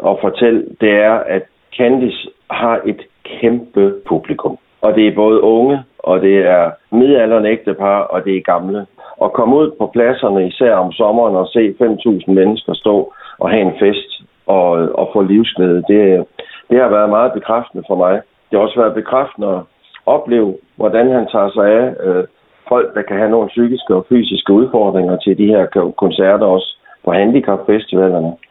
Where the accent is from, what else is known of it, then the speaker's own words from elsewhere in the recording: Thy, North Denmark Region, Denmark; jeg er tybo